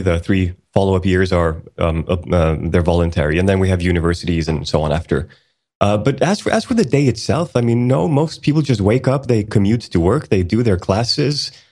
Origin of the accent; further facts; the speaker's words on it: Sweden; also born or lived in Iceland; I was born in Iceland back in 1980, and uh, the entire family moved to Sweden in 1984. So I've been in Sweden for most of my life